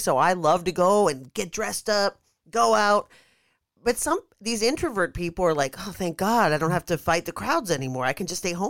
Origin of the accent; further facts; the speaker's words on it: Pittsburgh, Pennsylvania, United States; Now, Detroit is not as beautiful. I mean, I'm from Pittsburgh, so I know it gets cold.